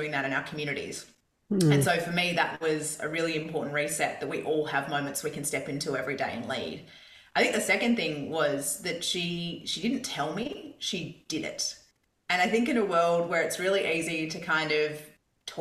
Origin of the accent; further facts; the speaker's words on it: Perth, Western Australia, Australia; Perth, where I grew up in Scarborough